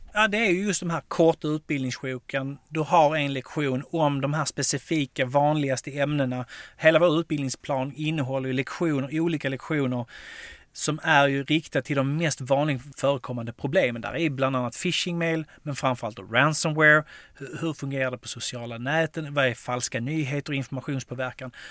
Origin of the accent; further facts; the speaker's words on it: Skåne, Sweden; Jag som är skåning och älskar MFF